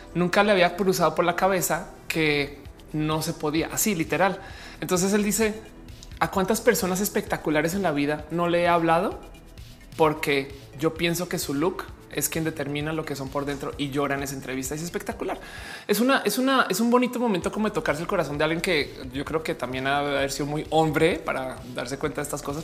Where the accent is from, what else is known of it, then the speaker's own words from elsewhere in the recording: Mexico; also born or lived in Mexico City; personas mexicanas